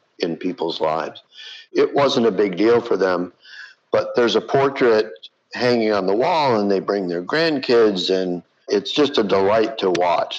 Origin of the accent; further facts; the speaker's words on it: Flint, Michigan, United States; moved away; my hometown of Flint, Michigan